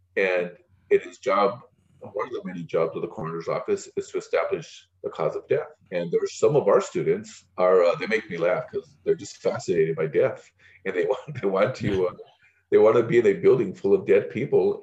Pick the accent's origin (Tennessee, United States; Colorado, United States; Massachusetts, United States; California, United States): California, United States; Pico Rivera; I grew up in Pico Rivera.